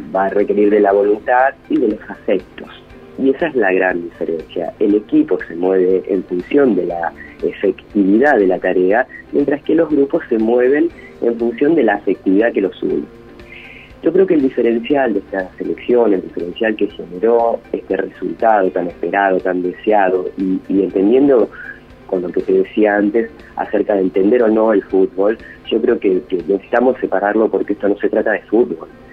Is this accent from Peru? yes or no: no; Argentina; lo hermoso que es ser argentino